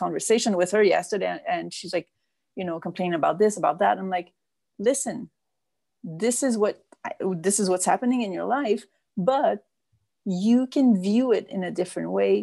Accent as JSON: {"language": "English", "town": "Montreal", "region": "Quebec", "country": "Canada", "tie": "born or raised there", "also_born_or_lived": "France / English Canada"}